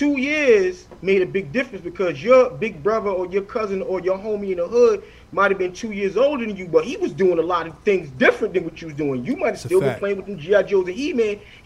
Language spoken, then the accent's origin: English; New York City, New York, United States; because I'm living in Brownsville, and Brownsville always been Brownsville.